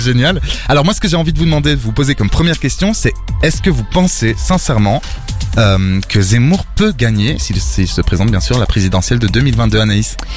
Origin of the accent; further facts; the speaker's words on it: Belgium; also born or lived in Portugal; Je suis le seul, euh, belge et encore, euh, pas trop